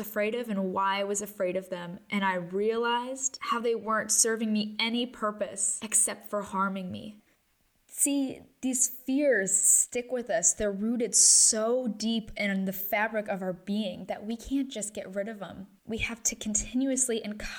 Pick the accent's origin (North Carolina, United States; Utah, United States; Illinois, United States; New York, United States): Illinois, United States; Chicago; moved away as an adult; also born or lived in Switzerland; I'm from Chicago